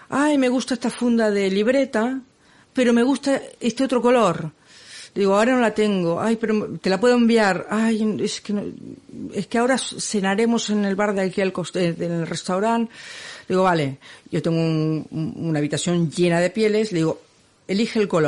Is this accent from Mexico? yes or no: no; Barcelona, Catalonia, Spain; es que soy de Barcelona y no puedo